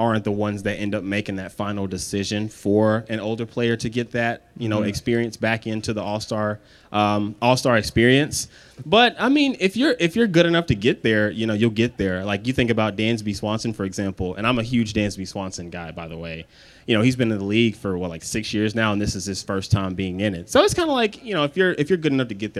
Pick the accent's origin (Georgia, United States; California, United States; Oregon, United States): Georgia, United States; I'm also from Georgia.